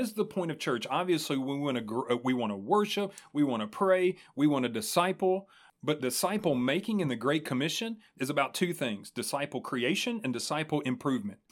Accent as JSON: {"language": "English", "town": "Springfield", "country": "United States", "tie": "born or raised there", "said": "that's my hometown, man. Like hmm. I'm homegrown"}